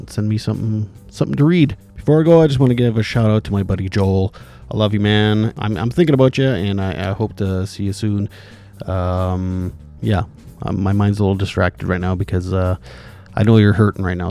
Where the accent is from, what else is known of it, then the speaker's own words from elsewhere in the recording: Indian Head, Saskatchewan, Canada; my hometown here where I'm living